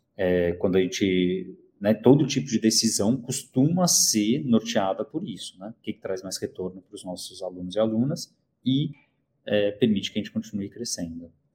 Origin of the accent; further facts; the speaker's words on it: São Paulo, Brazil; also born or lived in Cologne, Germany / South Korea; Eu moro em São Paulo, nasci em São Paulo, morei dois anos na Alemanha quando eu tinha 18 anos, em Colônia